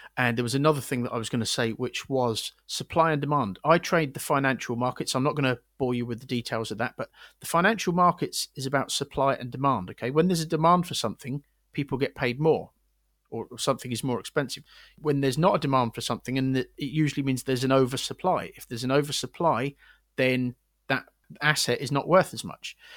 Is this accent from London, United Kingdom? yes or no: no; Windsor, South East England, United Kingdom; moved away; I'm from Windsor originally, where there's two barracks.